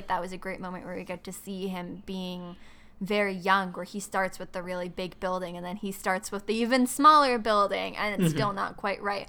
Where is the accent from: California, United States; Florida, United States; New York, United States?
New York, United States; New York City; I'm from New York City.